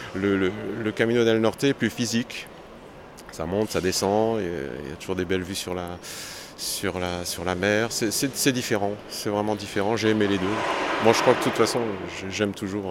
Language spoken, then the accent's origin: French; France; je viens de France